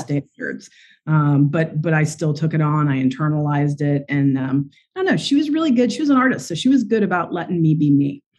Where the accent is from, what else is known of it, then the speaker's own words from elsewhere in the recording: West Virginia, United States; moved away; I grew up in West Virginia